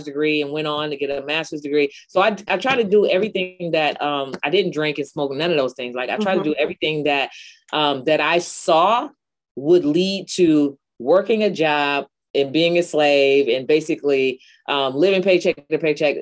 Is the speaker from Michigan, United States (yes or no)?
no; San Francisco Bay Area, California, United States; I grew up in the San Francisco Bay Area, of course, in the inner city